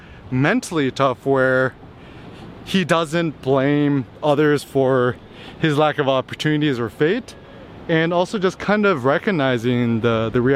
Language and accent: English; Bay Area, California, United States; also born or lived in Berkeley / Los Angeles; I grew up in the Bay Area too